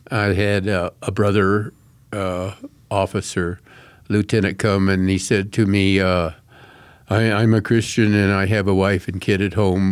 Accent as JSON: {"language": "English", "town": "Colorado Springs", "region": "Colorado", "country": "United States", "tie": "born or raised there", "said": "Right here in Colorado Springs"}